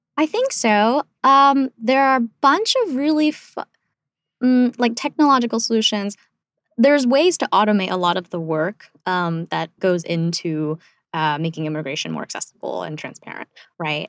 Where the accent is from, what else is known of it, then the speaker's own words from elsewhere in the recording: South Korea; now in United States; I was born in South Korea, and, like, we literally came here to pursue the American dream